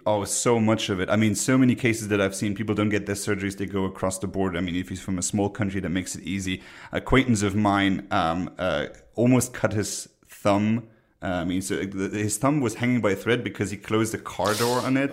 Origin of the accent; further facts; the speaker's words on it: Luxembourg; moved away; My home country, Luxembourg